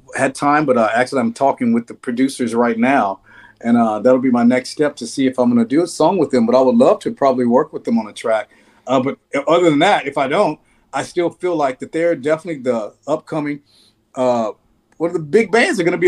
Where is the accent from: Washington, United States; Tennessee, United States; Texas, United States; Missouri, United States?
Tennessee, United States; Nashville; moved away; I love Nashville's my hometown. And I go down there and it's so weird being an adult in the town that you grew up in as a kid